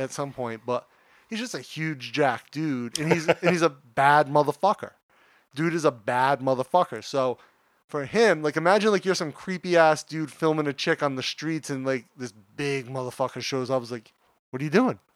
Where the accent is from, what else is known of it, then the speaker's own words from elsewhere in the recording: United States; moved away; as an American, when I was a kid